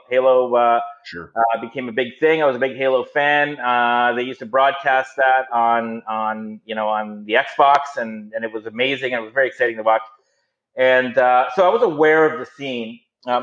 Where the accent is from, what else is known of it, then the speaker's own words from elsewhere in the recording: Toronto, Ontario, Canada; I'm born and bred in Toronto